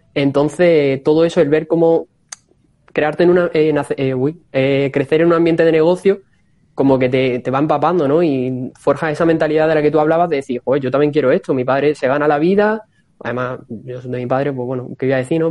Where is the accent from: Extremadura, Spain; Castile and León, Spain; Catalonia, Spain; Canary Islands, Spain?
Extremadura, Spain; Don Benito; moved away as an adult; now in Cáceres, Spain; soy de Don Benito, que actualmente estoy en Cáceres